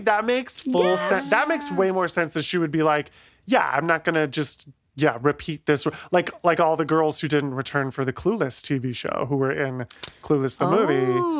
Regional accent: Ohio, United States; moved away; I'm from Ohio originally.

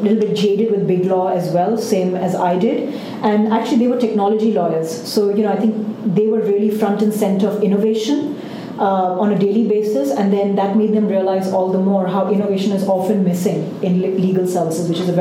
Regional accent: India; I grew up in India

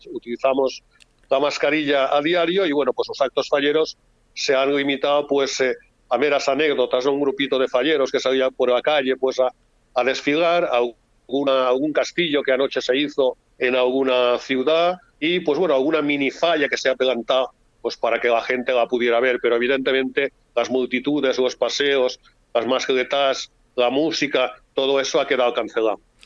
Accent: Valencian Community, Spain; Tenemos muchas cosas que nos identifican eh, como valencianos

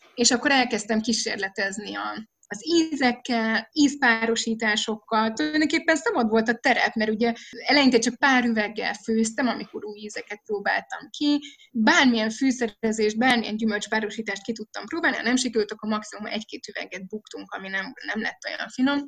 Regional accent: Budapest, Hungary; moved away as an adult; now in Nagymaros, Hungary; én Budapesten a belváró szívében nőttem föl, a parlamenttől egyébként pár soroknyira

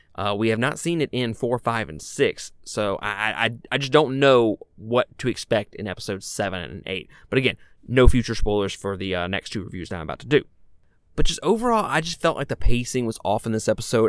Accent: Mississippi, United States; I'm a guy from Mississippi.

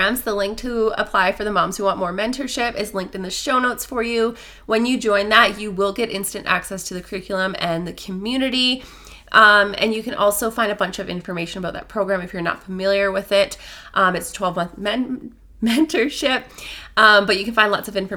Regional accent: Newfoundland and Labrador, Canada; moved away; I'm in my hometown in Newfoundland

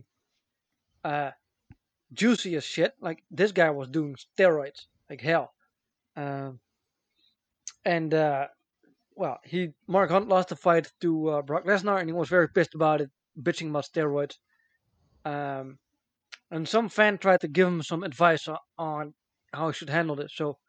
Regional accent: Amsterdam, North Holland, Netherlands; I was born in Amsterdam

